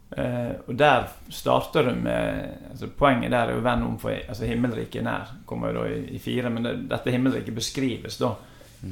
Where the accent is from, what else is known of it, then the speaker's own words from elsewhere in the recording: Os, Vestland, Norway; Jeg vokste opp på Os